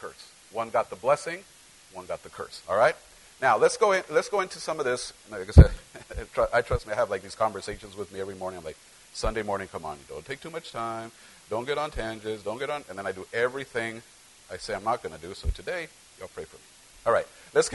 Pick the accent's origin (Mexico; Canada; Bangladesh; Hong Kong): Mexico; central Mexico; now in United States; I grew up in Central Mexico